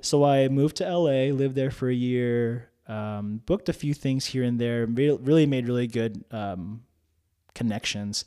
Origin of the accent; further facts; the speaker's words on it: North New Jersey, United States; English is a second language; moved away as an adult; now in Oklahoma City, United States; I grew up in a predominantly white town in North New Jersey